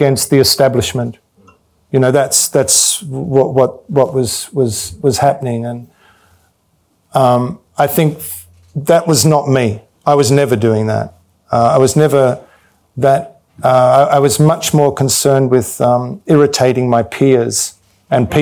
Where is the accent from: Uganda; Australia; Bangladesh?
Australia; Victoria; moved away as an adult; I came from Australia